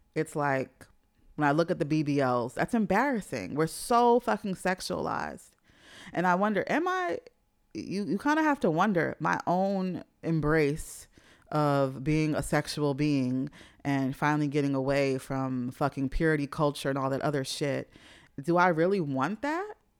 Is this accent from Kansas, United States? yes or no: no; New York City, New York, United States; moved away; growing up in Jamaica, Queens